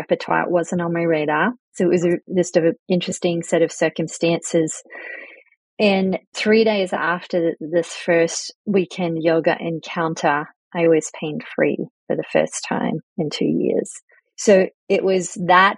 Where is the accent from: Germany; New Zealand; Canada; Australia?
Australia; moved away as an adult; also born or lived in United Kingdom / southwestern Pennsylvania; now in Pennsylvania, United States; I'm British born, emigrated to Australia very young, and met my husband in Australia in the 80s